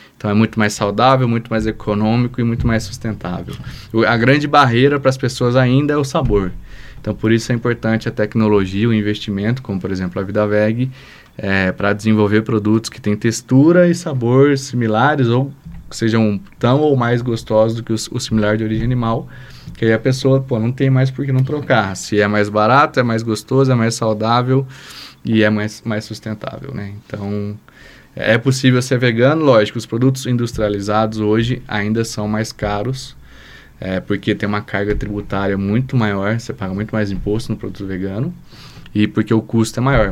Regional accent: São José dos Campos, São Paulo, Brazil; moved away as an adult; also born or lived in Rio Claro, São Paulo; now in Lavras, Brazil; eu sou de São José dos Campos, São Paulo, vim para Lavras em 2006, fazer administração aqui na UFLA

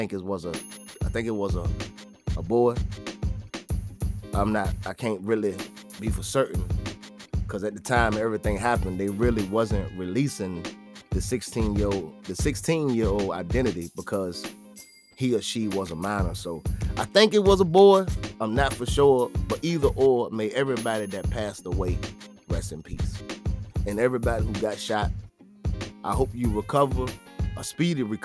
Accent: Virginia, United States; not where I'm from, but in the state that I live in. I'm from Virginia.

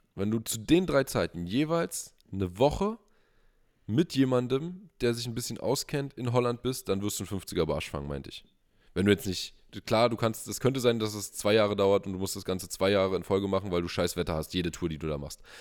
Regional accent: Brandenburg, Germany; hier bei uns in Brandenburg

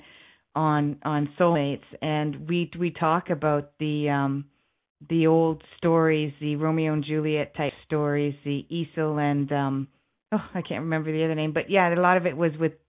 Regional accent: Canada; I'm from Canada

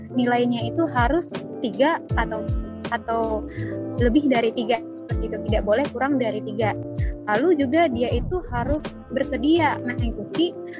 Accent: Padang, West Sumatra, Indonesia; moved away as an adult; saya itu berasal dari utusan dari Padang

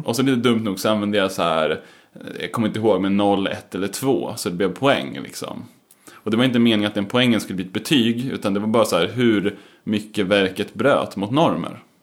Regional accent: Eskilstuna, Södermanland, Sweden; Jag kommer från Eskilstuna

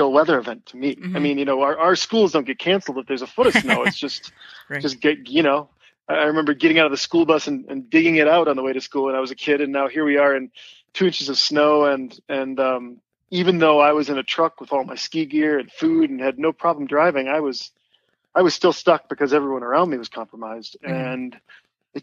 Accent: Wisconsin, United States; moved away; also born or lived in Minneapolis; I grew up in Wisconsin on a dairy farm

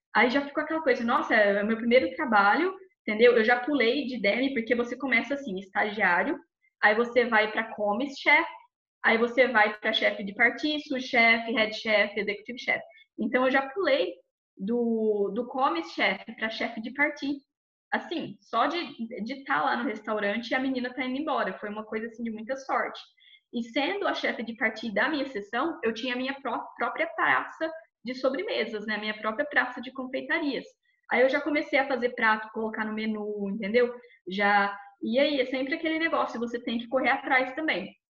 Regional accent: Barretos, São Paulo, Brazil; moved away as an adult; also born or lived in Rio Claro; now in London, United Kingdom; eu sou de Barretos, interior de São Paulo, a famosa Texas brasileira

